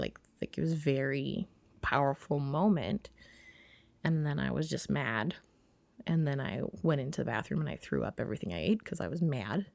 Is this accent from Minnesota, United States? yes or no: yes; Minnesota, United States; I'm so Minnesotan